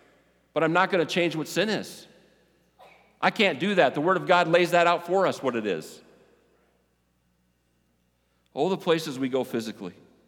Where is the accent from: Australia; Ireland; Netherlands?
Ireland; Yeah, I'm hot-tempered. I'm Irish.